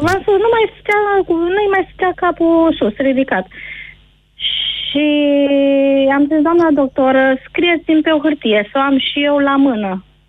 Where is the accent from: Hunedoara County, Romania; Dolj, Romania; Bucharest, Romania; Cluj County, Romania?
Hunedoara County, Romania; Deva; sunt din Deva